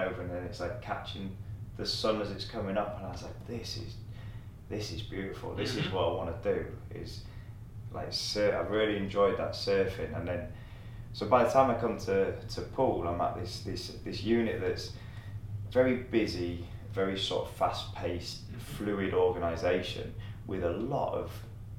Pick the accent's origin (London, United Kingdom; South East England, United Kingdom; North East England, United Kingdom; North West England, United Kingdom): North East England, United Kingdom; the Northeast; moved away; I'm from the Northeast